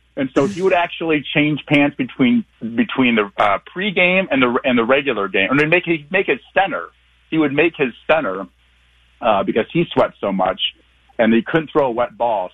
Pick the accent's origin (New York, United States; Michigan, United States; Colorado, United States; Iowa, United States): Iowa, United States; Eastern; also born or lived in Minneapolis; now in Omaha, United States; growing up in Eastern Iowa